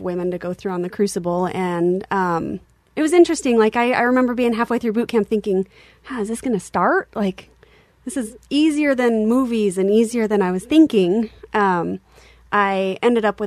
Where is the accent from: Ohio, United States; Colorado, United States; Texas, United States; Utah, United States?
Utah, United States; Salt Lake City; I am actually born and raised in Utah